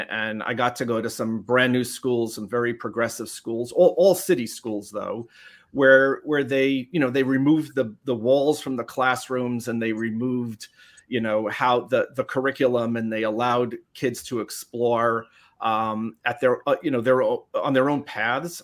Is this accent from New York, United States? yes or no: yes; New York City, New York, United States; the Bronx, New York. so I grew up in New York City.